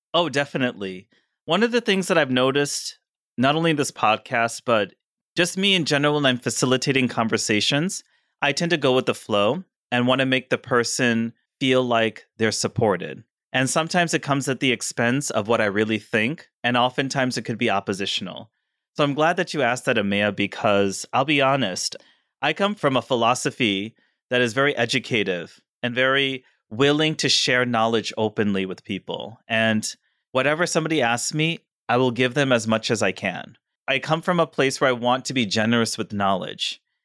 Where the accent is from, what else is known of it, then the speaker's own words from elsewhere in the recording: Missouri, United States; now in New Jersey, United States; I'm from Missouri